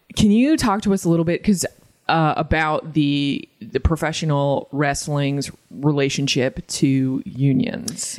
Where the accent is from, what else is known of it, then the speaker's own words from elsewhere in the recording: Massachusetts, United States; I'm trash from Massachusetts